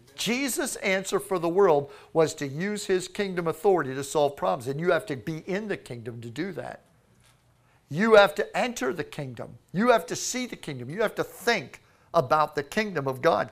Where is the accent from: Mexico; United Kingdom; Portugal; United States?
United States; Florida; Florida. Yes, we are from Florida.